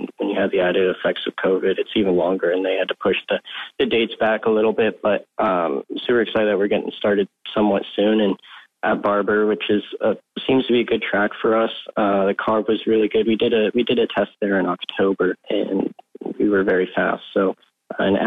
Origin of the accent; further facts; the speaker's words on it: California, United States; my home state